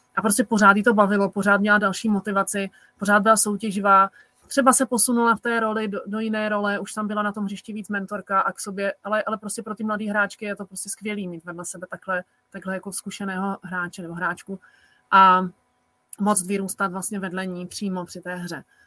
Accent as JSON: {"language": "Czech", "country": "Czechia", "said": "u nás v Čechách"}